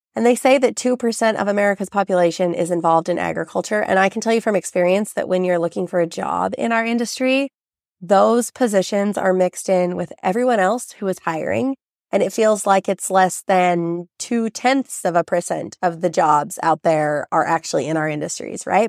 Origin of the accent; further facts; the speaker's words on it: Southern Idaho, United States; growing up in Southern Idaho, I have been immersed in ranching and farming.